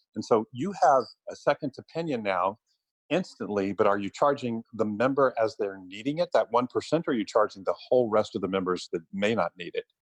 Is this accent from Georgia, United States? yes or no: no; San Antonio, Texas, United States; also born or lived in Austin, Texas; I love Texas. I'm born and raised here. I'm from San Antonio